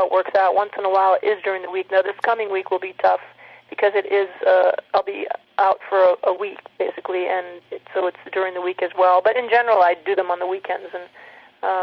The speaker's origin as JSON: {"language": "English", "town": "Minneapolis", "region": "Minnesota", "country": "United States", "tie": "born or raised there", "also_born_or_lived": "Arizona", "said": "I was born in Arizona, but we started in the suburbs of Minneapolis, had that life for a while, and then we moved to this farm, this 40-acre hobby farm"}